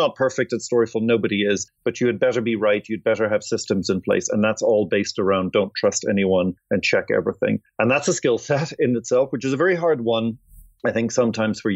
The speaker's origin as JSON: {"language": "English", "country": "Ireland", "also_born_or_lived": "London / Atlanta", "moved": "as an adult", "said": "I'm Irish."}